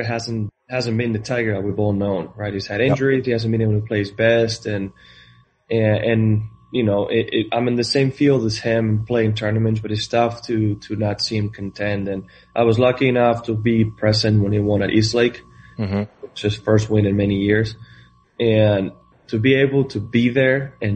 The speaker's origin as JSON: {"language": "English", "country": "Spain", "tie": "born or raised there", "moved": "as an adult", "said": "I'm coming from Spain. I grew up in a town with 1,200 people."}